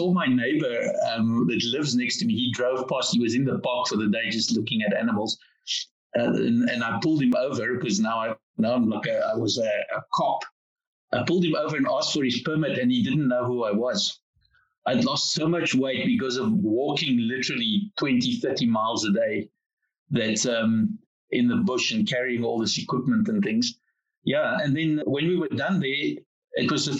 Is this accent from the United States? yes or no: no; South Africa; being South African guys